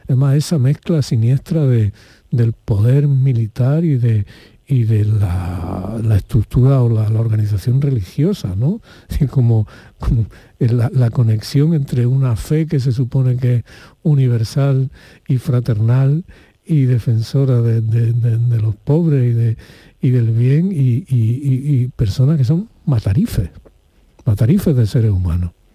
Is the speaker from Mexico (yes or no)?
no; Spain; los españoles durante la época de Franco